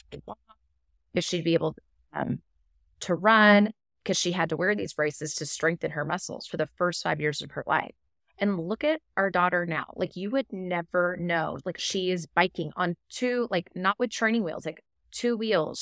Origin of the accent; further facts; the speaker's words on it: Texas, United States; I'm from Texas